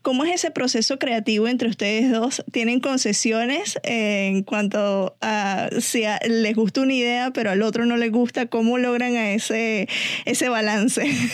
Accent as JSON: {"language": "Spanish", "country": "Venezuela", "said": "como venezolana"}